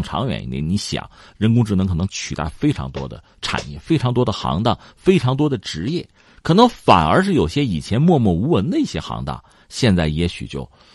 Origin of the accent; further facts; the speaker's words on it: China; 我们中国人确实很多